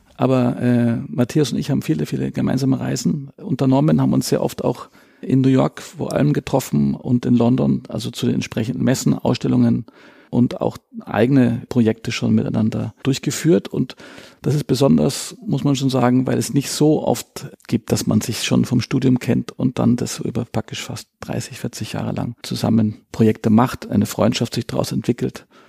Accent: Munich, Bavaria, Germany; Geborener Münchner, was auch doch wirklich selten ist. Bin in einem sehr kunstaffinen Haus groß geworden

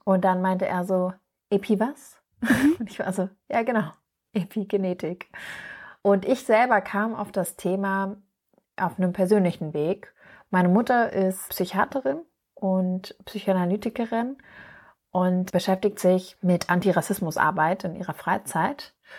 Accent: Berlin, Germany; ich bin ja in Berlin geboren und aufgewachsen

